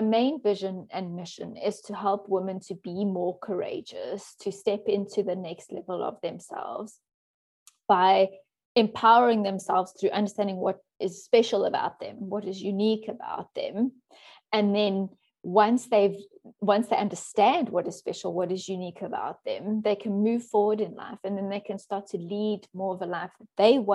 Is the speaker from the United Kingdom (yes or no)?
no; Johannesburg, Gauteng, South Africa; moved away as an adult; also born or lived in Cape Town, South Africa; now in Netherlands; I was born in South Africa, and I grew up in Johannesburg